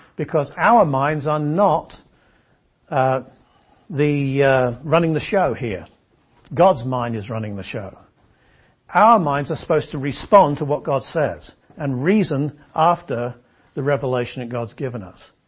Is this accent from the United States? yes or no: no; England, United Kingdom; I'm an Englishman